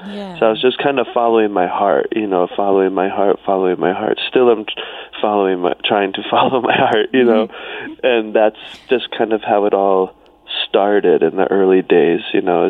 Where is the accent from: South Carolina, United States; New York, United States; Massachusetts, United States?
South Carolina, United States; I grew up on an island, which is all the way at the bottom of South Carolina